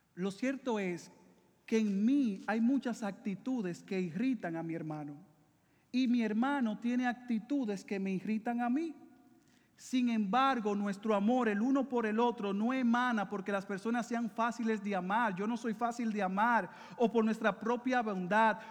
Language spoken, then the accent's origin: Spanish; Dominican Republic; now in Puerto Rico; yo soy dominicano